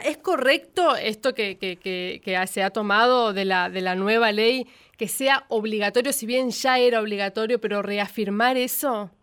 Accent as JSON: {"language": "Spanish", "town": "Presidencia Roque Sáenz Peña", "region": "Chaco", "country": "Argentina", "moved": "as an adult", "lives_now": "Buenos Aires, Argentina", "said": "yo vengo de Sespeña, Chaco, venía a Buenos Aires con todos esos miedos"}